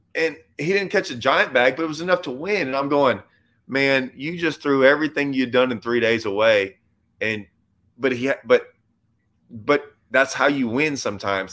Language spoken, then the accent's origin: English; Lake Livingston, Texas, United States; also born or lived in Nacogdoches, Texas; I grew up on Livingston